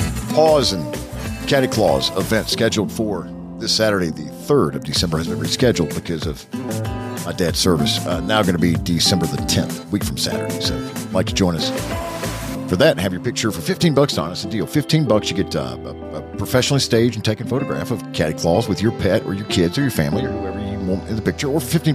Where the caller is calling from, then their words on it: Newnan, Georgia, United States; I'm calling from Noonan, Georgia, south of Atlanta.